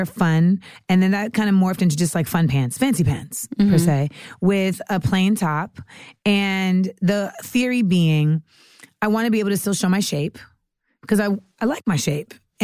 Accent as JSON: {"language": "English", "country": "United States", "tie": "born or raised there", "also_born_or_lived": "Los Angeles, California / Orlando, Florida / New York / Caribbean (West Indian ancestry)", "moved": "yes", "said": "I grew up in LA and Orlando, but I think I really became like the person I am now a lot in New York."}